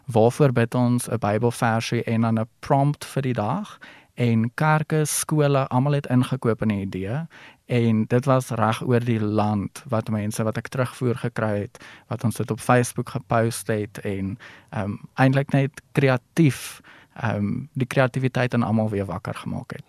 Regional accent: Ellisras, Limpopo, South Africa; moved away; ek kom van Allesras af. Hy is nou 'n groter dorpie as toe ek daar was. So ons het nog fietsry die dorp volgery

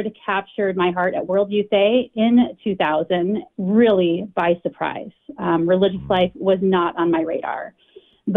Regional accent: Central Oregon, United States; moved away as an adult; also born or lived in Ann Arbor, Michigan; now in Waco, United States; I was born and raised in Central Oregon

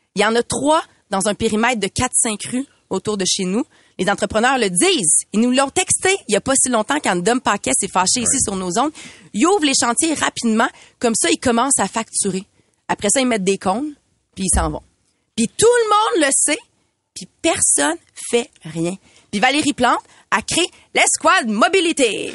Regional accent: Montreal, Quebec, Canada; J'habite en ville depuis de nombreuses années. Je suis une fière Montréalaise

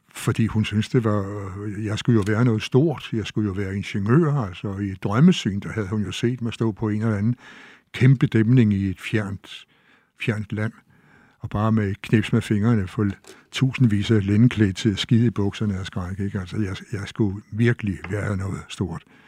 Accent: Store Heddinge, Zealand, Denmark; at jeg var fra Stevns fra Store Hedding

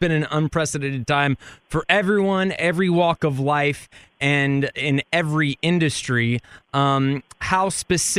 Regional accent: Richardson, Texas, United States; also born or lived in Fort Worth; I grew up in Richardson, and then I went to college in Fort Worth

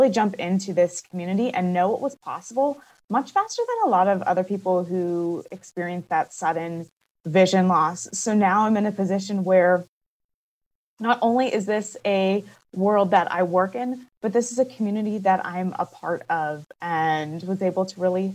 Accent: Pittsburgh, Pennsylvania, United States; moved away as an adult; now in Portland, United States; I am originally from Pittsburgh, Pennsylvania

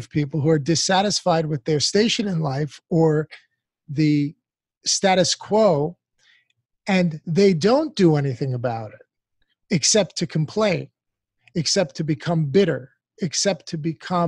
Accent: United States; an American born and raised in this country

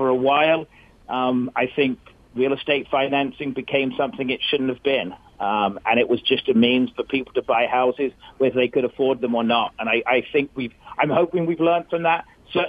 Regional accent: Essex, East of England, United Kingdom; moved away as an adult; now in United States; I filed a DBA of Essex Mortgage, which was where I was born and raised.

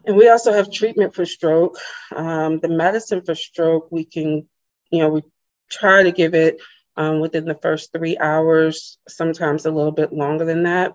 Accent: Charleston, South Carolina, United States; moved away as an adult; also born or lived in Birmingham, Alabama; I'm from Charleston, South Carolina, born um, and lived there most of my life

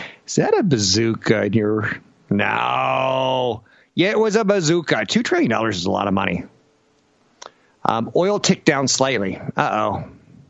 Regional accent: Louisiana, United States; I'm from Louisiana

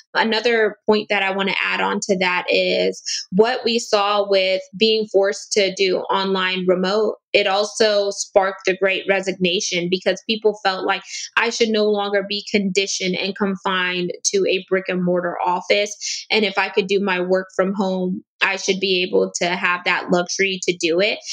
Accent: United States; I'm also first generation American, meaning my dad was South American and my mom is Caribbean

